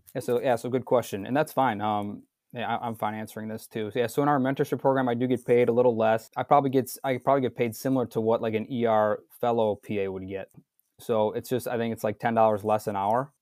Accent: suburb of Milwaukee, Wisconsin, United States; also born or lived in North Chicago, Illinois; I'm born and raised in Wisconsin, um, a, a suburb of Milwaukee, south of Milwaukee

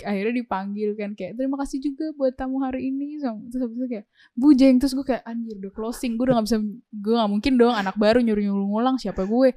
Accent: Indonesia

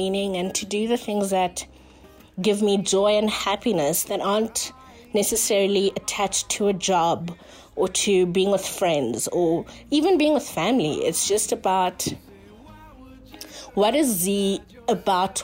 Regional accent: Johannesburg, Gauteng, South Africa; I come from Joburg, South Africa

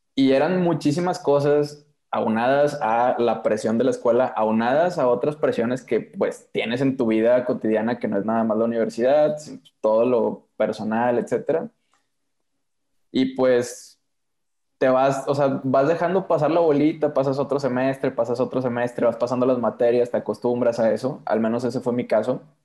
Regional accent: Monterrey, Nuevo León, Mexico; yo soy de Monterrey

